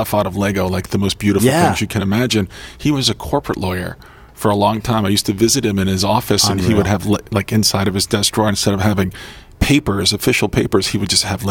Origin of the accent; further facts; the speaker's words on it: United States; now in Vancouver, Canada; I'm from the States